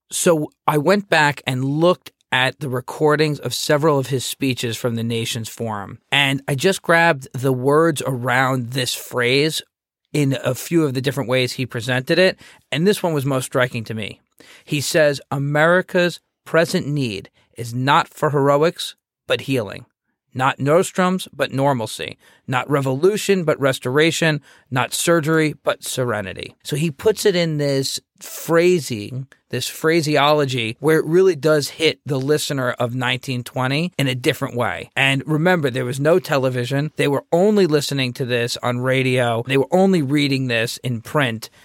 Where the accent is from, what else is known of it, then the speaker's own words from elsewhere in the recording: United States; I'm from the United States